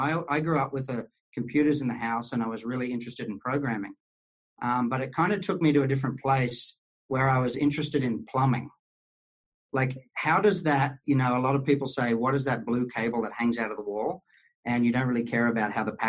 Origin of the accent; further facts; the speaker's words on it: Queensland, Australia; accent: Australian; moved away; I grew up in kind of on the border of the desert in a place called Queensland